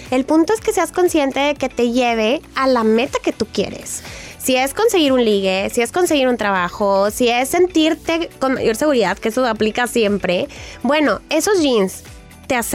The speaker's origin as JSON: {"language": "Spanish", "town": "Jaén", "region": "Andalusia", "country": "Spain", "lives_now": "Madrid, Spain", "said": "envío este audio desde España, concretamente en Madrid, aunque soy andaluza de Jaén."}